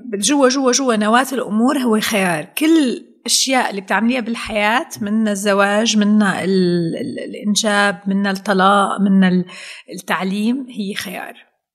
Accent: Syria; نحن عندنا بسوريا بنقول

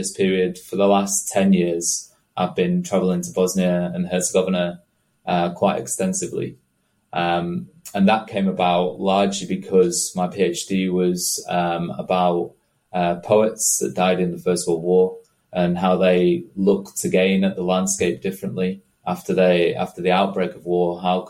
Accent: Preston, North West England, United Kingdom; Well, I'm from Preston, which is kind of a cotton town in Lancashire.

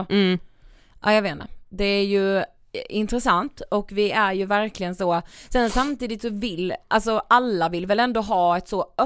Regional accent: Finland; first language Swedish; jag är född i Finland. Jag är finlandssvensk.

